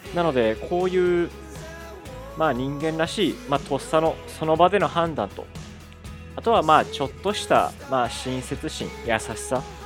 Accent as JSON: {"language": "Japanese", "region": "Kansai", "country": "Japan", "accent": "Kansai dialect", "said": "関西弁出ちゃった"}